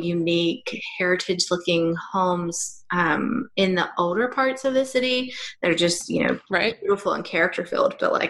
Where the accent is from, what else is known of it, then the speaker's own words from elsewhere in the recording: United States; now in Australia; living here in Australia as an American